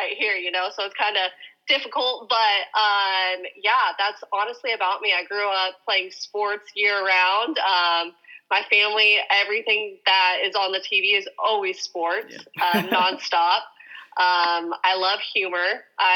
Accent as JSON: {"language": "English", "region": "Kansas", "country": "United States", "also_born_or_lived": "Nebraska", "moved": "yes", "lives_now": "Oregon, United States", "said": "I am originally from Kansas, then I moved to Nebraska."}